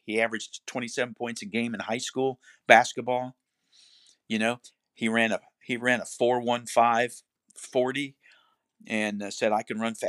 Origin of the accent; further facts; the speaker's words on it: Cocoa Beach, Florida, United States; also born or lived in Duluth, Minnesota; No, I was born in Duluth, Minnesota. Okay. It was about as cold country as you get, but I was raised in Cocoa Beach, Florida, and I went to high school there